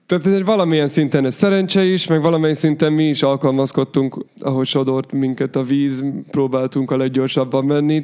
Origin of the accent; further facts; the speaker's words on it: Hungary; mi magyarok vagyunk